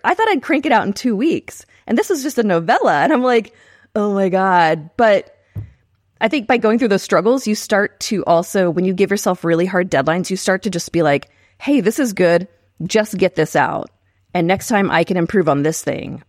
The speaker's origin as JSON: {"language": "English", "town": "San Marcos", "region": "Texas", "country": "United States", "tie": "born or raised there", "also_born_or_lived": "Maui, Hawaii", "moved": "as an adult", "lives_now": "Oklahoma City, United States", "said": "I grew up in San Marcos, Texas"}